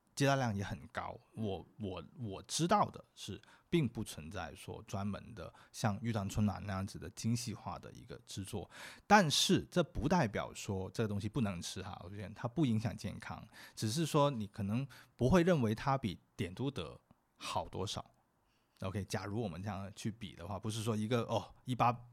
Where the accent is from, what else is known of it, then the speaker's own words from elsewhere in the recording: Guangzhou, Guangdong, China; 我们广州人很懒，叫什么都叫饼